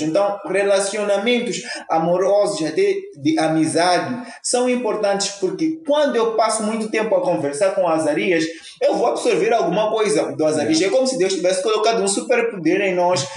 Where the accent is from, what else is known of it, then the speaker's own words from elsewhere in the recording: Mozambique; Nós partimos como moçambicanos